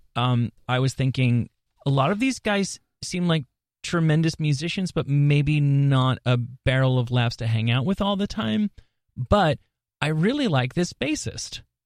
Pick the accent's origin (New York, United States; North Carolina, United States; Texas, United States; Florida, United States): New York, United States; I grew up in New York